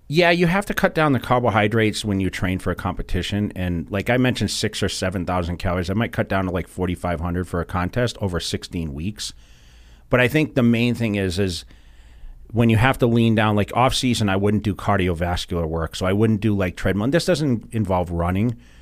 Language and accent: English; Massachusetts, United States; now in Las Vegas, United States; growing up in Massachusetts, I grew up in a very rural area